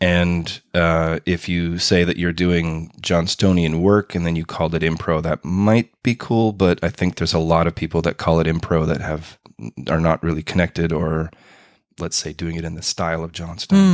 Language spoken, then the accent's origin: English; Winnipeg, Manitoba, Canada; moved away as an adult; now in Berlin, Germany; Growing up in Winnipeg